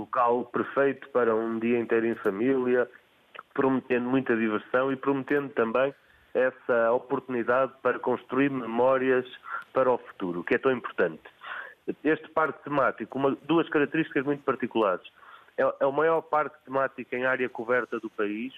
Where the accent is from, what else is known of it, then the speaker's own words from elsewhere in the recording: Porto, Norte, Portugal; now in Alenquer, Portugal; eu, apesar de viver em Alenquer há, há, há três décadas aproximadamente, eu nasci no Porto